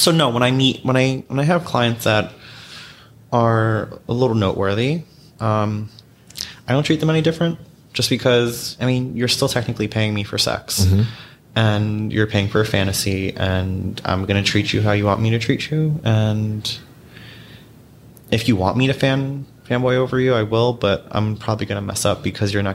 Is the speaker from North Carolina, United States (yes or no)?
no; New York City, New York, United States; I grew up in New York